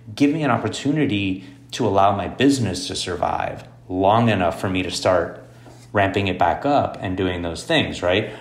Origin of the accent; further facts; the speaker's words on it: Miami, Florida, United States; moved away as an adult; also born or lived in Boston; I grew up in Miami